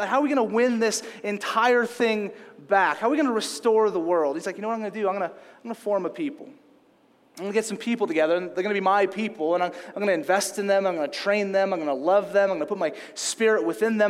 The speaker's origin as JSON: {"language": "English", "region": "Louisiana", "country": "United States", "tie": "born or raised there", "also_born_or_lived": "California", "moved": "yes", "said": "I grew up in Louisiana"}